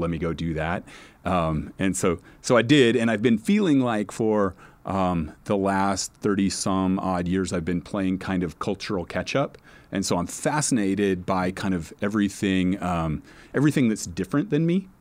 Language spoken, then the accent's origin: English; Nebraska, United States; also born or lived in New Orleans, Louisiana / Phoenix, Arizona; now in Los Angeles, United States; I grew up in Nebraska, I live in L